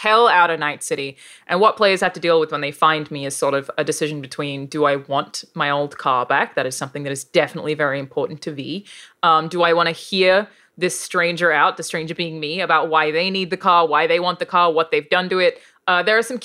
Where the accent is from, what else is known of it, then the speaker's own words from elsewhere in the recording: Australia; accent: Australian; my actual accent, being an Australian accent